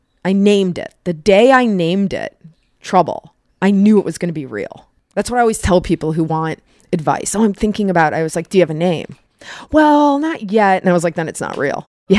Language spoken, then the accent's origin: English; Parma, Ohio, United States; Born and raised in Cleveland. A suburb like right on the other side of the tracks called Parma, which nobody likes to admit where they're from.